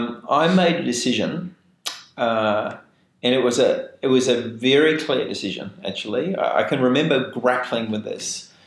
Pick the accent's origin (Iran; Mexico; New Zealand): New Zealand; moved away; And I remember, because I came from New Zealand, and there was the McKinsey system.